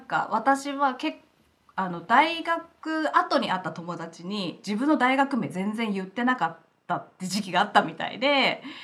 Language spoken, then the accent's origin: Japanese; Kofu, Yamanashi, Japan; moved away as an adult; also born or lived in Aomori / Australia; now in Los Angeles, United States; 山梨県甲府市出身で